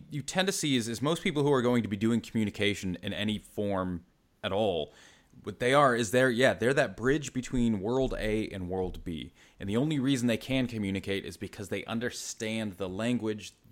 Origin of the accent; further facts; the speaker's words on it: East Coast, United States; You can tell I'm stateside originally, so East Coast, then kind of moved all around.